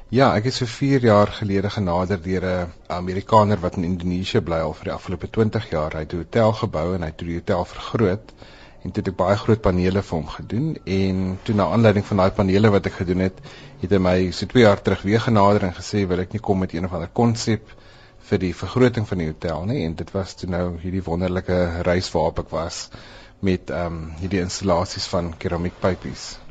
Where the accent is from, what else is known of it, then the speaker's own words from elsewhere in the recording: South Africa; ek is 'n wit Suid-Afrikaner